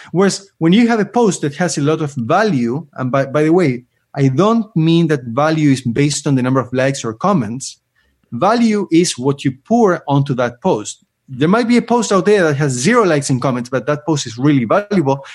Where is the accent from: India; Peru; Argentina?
Argentina; moved away as an adult; now in Canada; I lived in Argentina for almost twenty, so I'm about to reach my fifty-fifty, um, half, half life in each country. Though I have to recognize that I am Argentinian